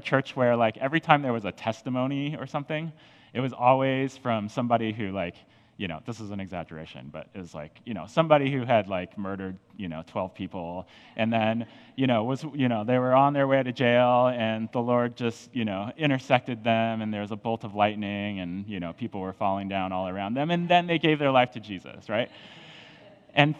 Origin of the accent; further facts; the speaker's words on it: Colorado, United States; moved away; I'm from Colorado. I grew up kind of in the mountains and just doing mountainy things.